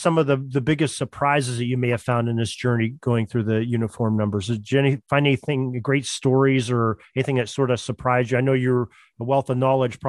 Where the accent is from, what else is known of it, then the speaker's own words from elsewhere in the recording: Erie, Pennsylvania, United States; Now, I'm from Erie, Pennsylvania, which is in the western side of Pennsylvania.